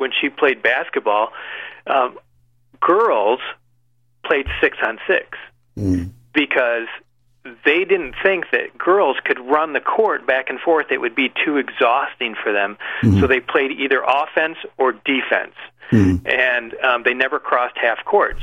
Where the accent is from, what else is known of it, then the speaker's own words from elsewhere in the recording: Michigan, United States; my home state of Michigan